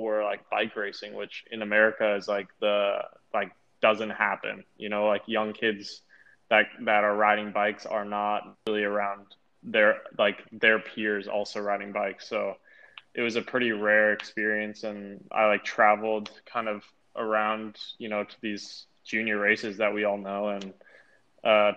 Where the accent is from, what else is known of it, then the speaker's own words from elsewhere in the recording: Boise, Idaho, United States; I'm from Boise, Idaho.